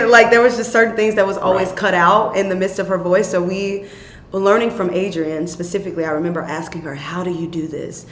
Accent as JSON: {"language": "English", "town": "Chicago", "region": "Illinois", "country": "United States", "tie": "born or raised there", "said": "I was raised in Chicago, young."}